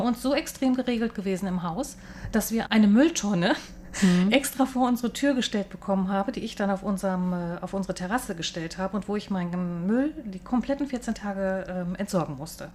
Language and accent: German; Hamburg, Germany; moved away as an adult; now in Taipei, Taiwan; Also ich komme eigentlich aus Hamburg oder lebe